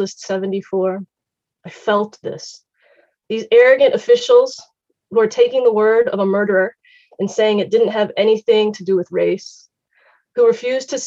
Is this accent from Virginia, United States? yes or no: yes; Richmond, Virginia, United States; I grew up in Richmond, Virginia, in an all-white church and in an all-white Christian school.